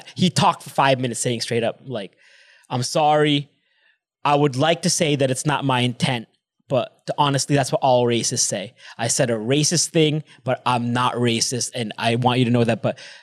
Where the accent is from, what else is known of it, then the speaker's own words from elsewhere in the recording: United States; accent: American; moved away; I'm fucking American, man. I grew up there. I'm American. I sound like an American.